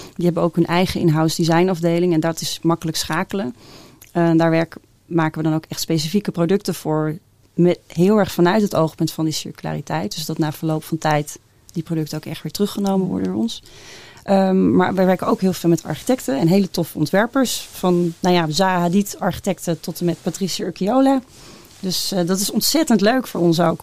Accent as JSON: {"language": "Dutch", "town": "Lelystad", "region": "Flevoland", "country": "Netherlands", "said": "ik kom zelf uit Lelystad."}